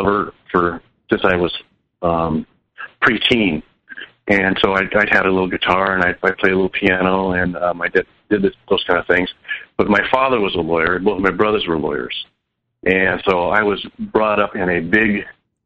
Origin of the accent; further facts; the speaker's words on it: Oregon, United States; moved away as an adult; also born or lived in Florida / East Coast; I'm now back in my home state of Oregon